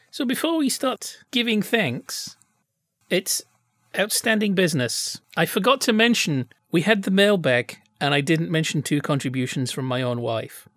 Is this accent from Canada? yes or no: no; United Kingdom; now in United States; I'm still a British citizen